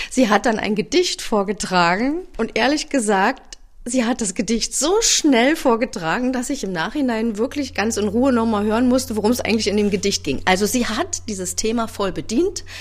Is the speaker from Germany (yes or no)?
yes; Berlin, Germany; now in Wildau, Germany; Ich bin ja eigentlich Berlinerin waschechte Berlinerin und ich bin, was das Eiskunstlaufen betrifft, auch die einzige Berlinerin, die diesen Titel, den Weltmeistertitel, nach Berlin geholt hat. Aber ich bin 2006 der Liebe wegen nach Wildau gezogen